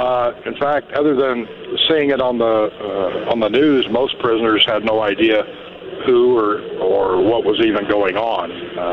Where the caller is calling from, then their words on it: Idaho, United States; The Idaho State Correctional Center.